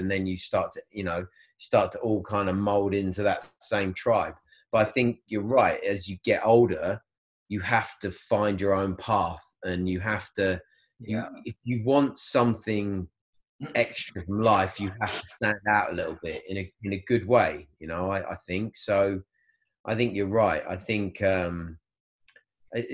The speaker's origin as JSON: {"language": "English", "region": "England", "country": "United Kingdom", "said": "we as English, you know, British people"}